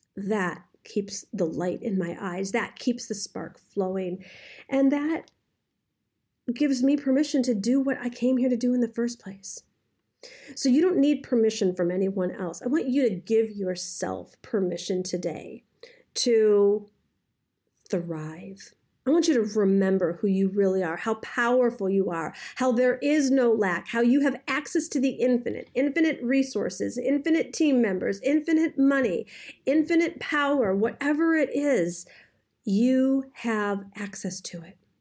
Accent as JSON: {"language": "English", "town": "Detroit", "region": "Michigan", "country": "United States", "said": "I, I, I'm from Detroit"}